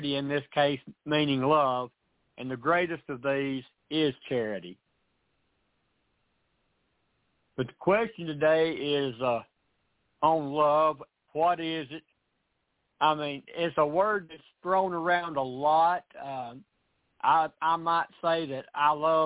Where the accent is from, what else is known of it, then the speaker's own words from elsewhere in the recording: Tennessee, United States; out of Tennessee.